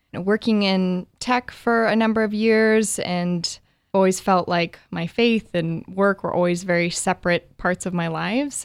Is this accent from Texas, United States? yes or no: no; Bend, Oregon, United States; now in Portland, United States; I am an Oregonian, born and raised in Bend, Oregon, have been living in Portland for the last five years or so